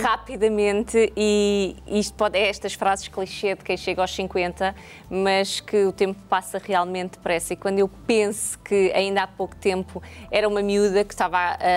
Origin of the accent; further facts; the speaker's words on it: Jamba, Huíla, Angola; also born or lived in Sá da Bandeira (Lubango), Angola; now in Portugal; eu nasci na, na, na, Jamba, na Jamba, que era uma zona mineira